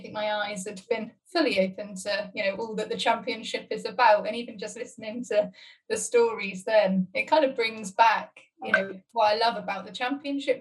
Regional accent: Redruth, South West England, United Kingdom; moved away; also born or lived in Newcastle; I grew up in Redruth and was always at Redruth Rugby Club

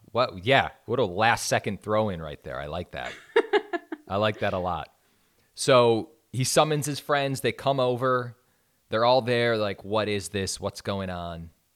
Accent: Wisconsin, United States; moved away; I'm from a super small town in yeah. suburban Wisconsin.

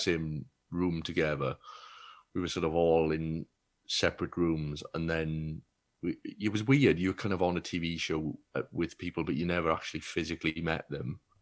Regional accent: Wales, United Kingdom; also born or lived in Bristol; being Welsh

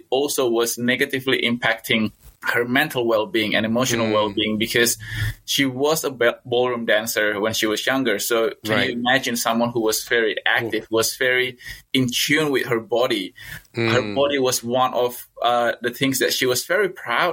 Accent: Indonesia; also born or lived in Newcastle, Australia; now in Australia; I was born in Indonesia of a Chinese descent

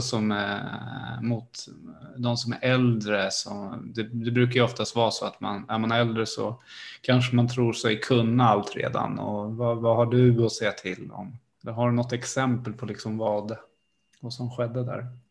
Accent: Sparreholm, Södermanland, Sweden; jag kommer ju från Sparreholm, det är eh, granne med eh, Malmköping och jag spelade ju fotboll i de här lagarna

